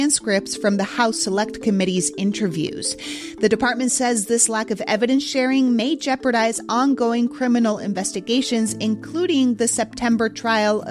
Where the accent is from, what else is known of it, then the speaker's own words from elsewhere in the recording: Mexico City, Mexico; moved away; my hometown of Mexico City